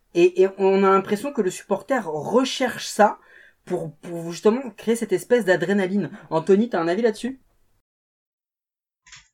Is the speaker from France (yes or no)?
no; Portugal; en tant que Portugais